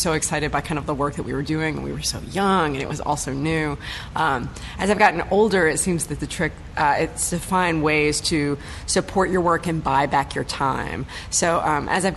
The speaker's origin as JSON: {"language": "English", "region": "Louisiana", "country": "United States", "tie": "born or raised there", "also_born_or_lived": "New York City", "moved": "as an adult", "said": "I'm from Louisiana, and there was a local children's community theater"}